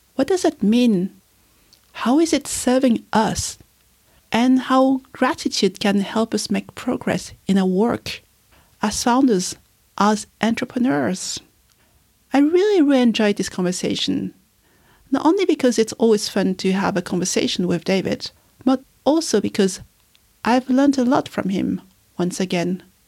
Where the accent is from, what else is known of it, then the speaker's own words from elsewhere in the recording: France; since I was a child, I've never had any big birthday celebration because growing up in France, August is the month where everybody is on holiday.